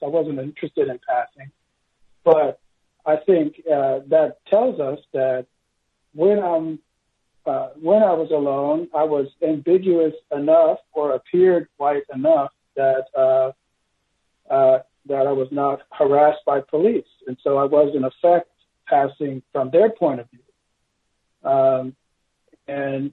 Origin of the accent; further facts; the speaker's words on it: Los Angeles, California, United States; also born or lived in Berkeley, California; now in St. Louis, United States; I grew up in Los Angeles in the 1980s. I was adopted in Berkeley. We moved down to Los Angeles.